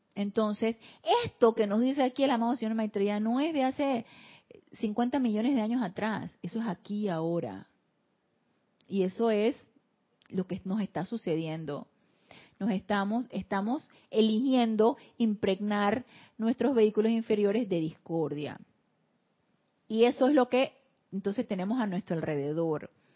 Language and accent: Spanish; Panama; Aquí en Panamá le llamamos historia patria a este tipo de situaciones